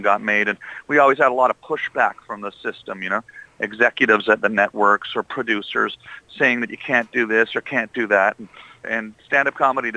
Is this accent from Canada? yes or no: yes; Canada; this was on television every night where I grew up as a kid